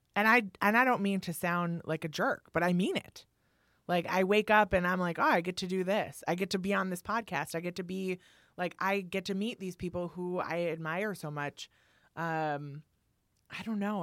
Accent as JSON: {"language": "English", "town": "Milwaukee", "region": "Wisconsin", "country": "United States", "tie": "born or raised there", "moved": "yes", "lives_now": "New York, United States", "said": "I'm from Milwaukee"}